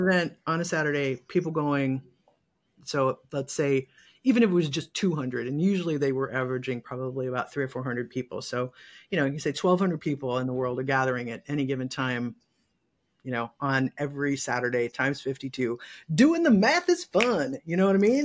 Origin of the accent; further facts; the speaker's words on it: Michigan, United States; also born or lived in Texas / Seattle / California; now in Los Angeles, United States; I'm from Michigan originally.